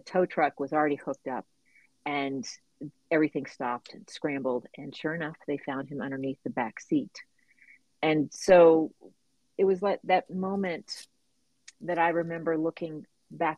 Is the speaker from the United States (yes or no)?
yes; La Porte, Texas, United States; I got to grow up on the waterfront of Texas, down near NASA. So my little town is called La Porte.